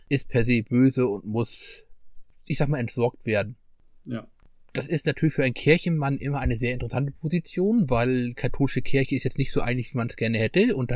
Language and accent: German; Northern Germany, Germany; Ich bin Norddeutscher, ich gehe zu Lachen in den Keller.